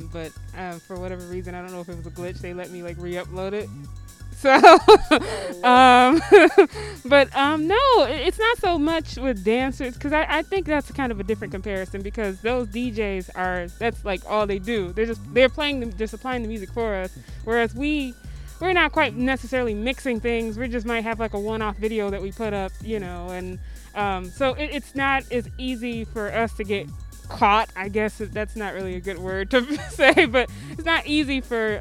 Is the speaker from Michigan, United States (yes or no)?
yes; Detroit, Michigan, United States; I am born and raised in Detroit